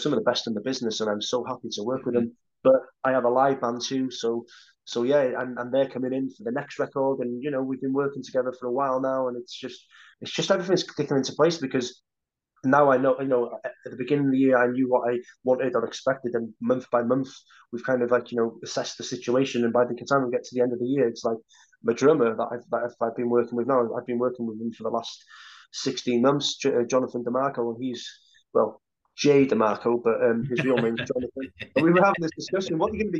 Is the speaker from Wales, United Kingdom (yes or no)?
yes; Holyhead, Wales, United Kingdom; the same town that I grew up in on Holy Island, in Holyhead